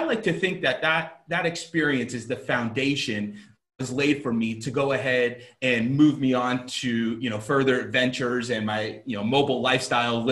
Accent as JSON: {"language": "English", "region": "South Florida", "country": "United States", "also_born_or_lived": "Alabama", "moved": "as an adult", "said": "I'm originally from South Florida. I grew up an athlete."}